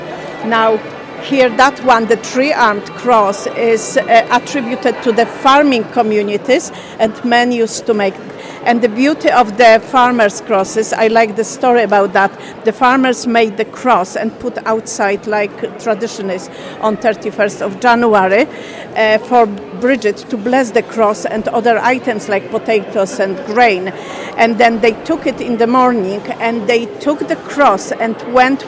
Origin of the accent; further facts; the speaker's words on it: Poland; now in Ireland; I'm originally from Poland.